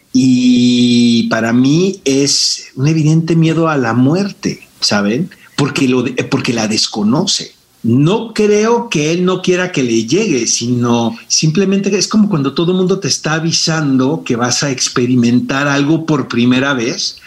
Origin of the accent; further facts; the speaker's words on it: Mexico City, Mexico; also born or lived in Tijuana, Baja California; yo nací en Tijuana y cuando llegué muy jovencito a la Ciudad de México siempre he sido sureño